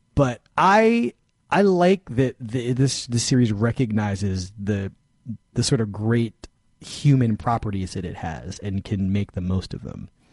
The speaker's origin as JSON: {"language": "English", "town": "Philadelphia", "region": "Pennsylvania", "country": "United States", "tie": "born or raised there", "also_born_or_lived": "California", "moved": "yes", "said": "I grew up in Philadelphia"}